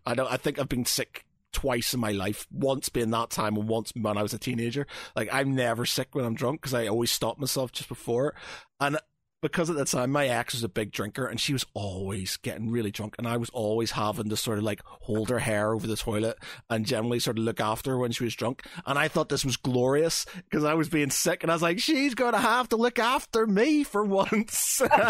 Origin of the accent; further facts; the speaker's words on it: Ireland; I'm an Irishman